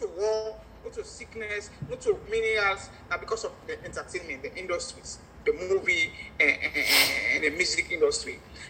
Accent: Jamaica; I never with Jamaica in my life because of why I am a Jamaican.

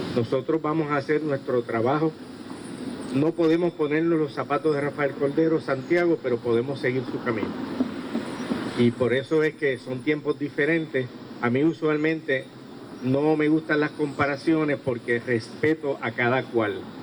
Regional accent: Ponce, Puerto Rico; a mi patria, a mi tierra, a mi Ponce. Estamos tan orgullosos de, de ser Ponce

